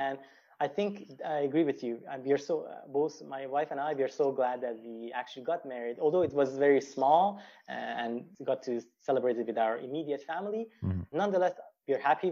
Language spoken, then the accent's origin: English; Iran; moved away as an adult; also born or lived in Malaysia / Vancouver, Canada / Edmonton, Canada; now in Canada; I'm originally from Iran, but prior to that, I was living actually in Malaysia for several years